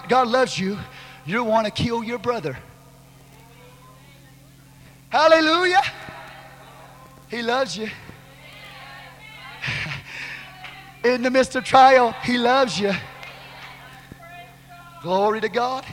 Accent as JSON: {"language": "English", "region": "Texas", "country": "United States", "said": "I'm a Texan"}